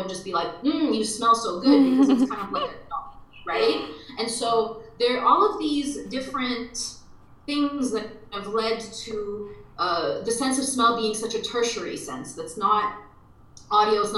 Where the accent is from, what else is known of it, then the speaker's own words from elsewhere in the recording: Dubai, United Arab Emirates; moved away; I'm half Lebanese, half Egyptian, and I grew up in Dubai